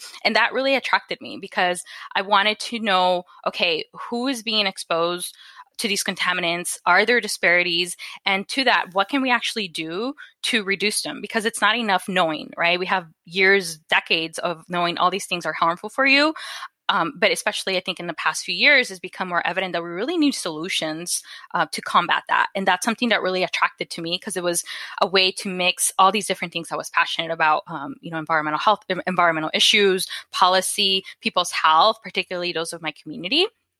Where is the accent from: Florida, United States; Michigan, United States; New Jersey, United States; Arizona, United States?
Arizona, United States; Phoenix; So I grew up in Westside Phoenix, and it's an area known for you know, having a lot of quote unquote illegal dumping of chemicals due to all the different automobile shops that are around.